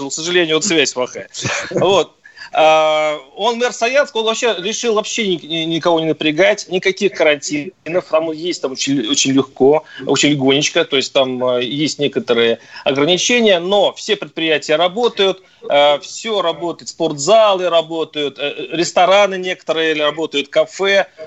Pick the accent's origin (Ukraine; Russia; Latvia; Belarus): Russia; Tver, Tver Oblast; я говорю, нет, я не из Москвы, я из Твери.